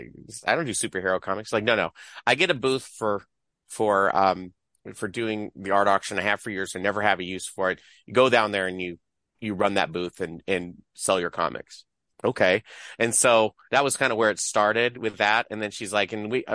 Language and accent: English; Poway, California, United States; moved away; I grew up in Poway, which is a little town in San Diego